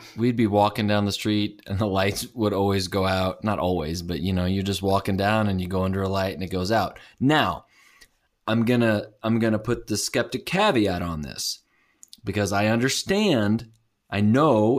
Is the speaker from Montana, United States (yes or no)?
no; St. Louis, Missouri, United States; I'm from St. Louis, and we have White Castles